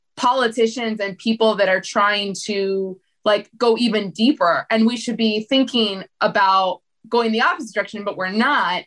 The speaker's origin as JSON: {"language": "English", "country": "United States", "tie": "born or raised there", "said": "when we were growing up in the States"}